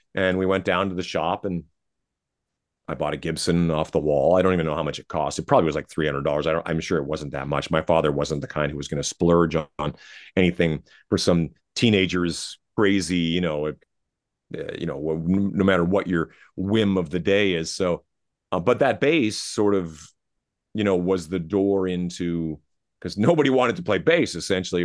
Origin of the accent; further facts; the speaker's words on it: Canada; I'm Canadian